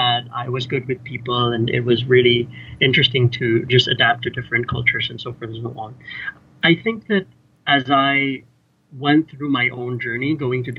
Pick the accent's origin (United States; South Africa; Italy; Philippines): Philippines; Cebu, Central Visayas; moved away as an adult; also born or lived in Manila, Philippines / Edinburgh, United Kingdom; I grew up in the Philippines in a small town called Cebu